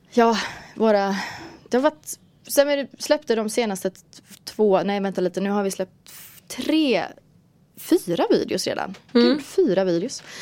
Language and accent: Swedish; Värnamo, Jönköping County, Sweden; born there; also born or lived in Klevshult / Skillingaryd / Taberg / Gothenburg; Eh, jag föddes i Värnamo och sen flyttade vi till så små orter, Klevshult, Skillingaryd, Taberg. Och sen vidare till Jönköping som var då en storstad och sen Göteborg.